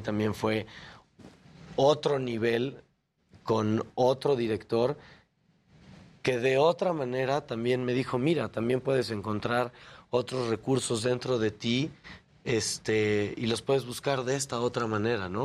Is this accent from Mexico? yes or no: yes; Mexico; nosotros como mexicanos creativos